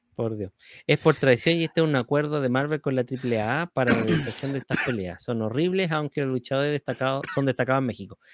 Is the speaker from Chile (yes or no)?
yes; Chile; somos chilenos acá